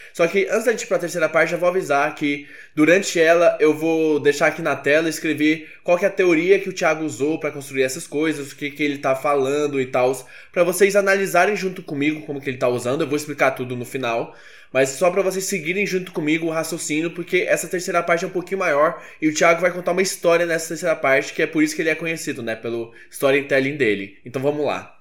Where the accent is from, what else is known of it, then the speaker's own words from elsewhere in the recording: Goiânia, Goiás, Brazil; eu sou de Goiânia